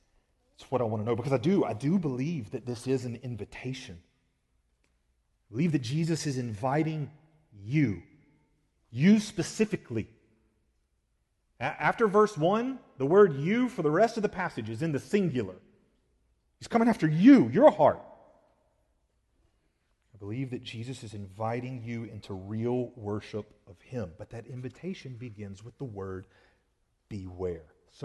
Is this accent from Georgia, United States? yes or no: yes; Georgia, United States; I've shared with y'all before that I grew up in South Georgia, and in this specific area I grew up in, almost every kid that I knew that lived around me had a four-wheeler.